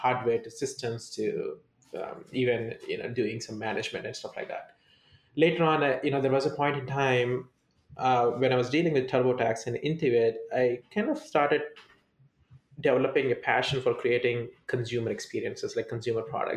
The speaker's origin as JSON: {"language": "English", "region": "South India", "country": "India", "tie": "born or raised there", "moved": "as an adult", "lives_now": "United States", "said": "I was born and brought up in India"}